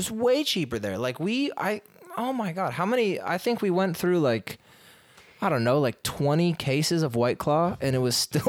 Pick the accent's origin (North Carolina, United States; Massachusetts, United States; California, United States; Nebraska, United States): California, United States; Los Angeles; moved away as an adult; now in Miami, United States; We're both from Los Angeles originally.